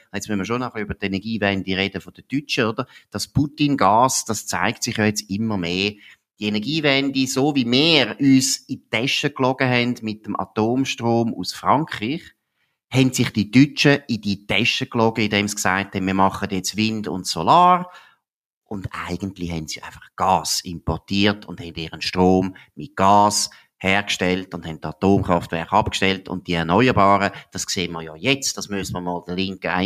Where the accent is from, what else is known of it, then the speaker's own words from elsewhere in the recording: Aargau, Switzerland; ich bin eben Aargauer und weiss, wie die Standortgemeinden in, im Aargau zum Beispiel